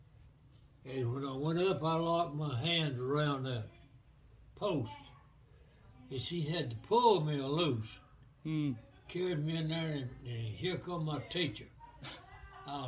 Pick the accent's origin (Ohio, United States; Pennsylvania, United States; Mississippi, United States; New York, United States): Mississippi, United States; Center Ridge; also born or lived in Mize, Mississippi; moved to the Center Ridge, Smith County community. I don't know how many miles away, but that's where I grew up till I was about 10